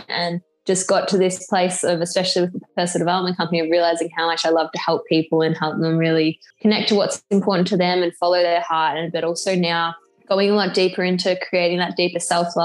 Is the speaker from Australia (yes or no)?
yes; Australia; also born or lived in England; I'm from Australia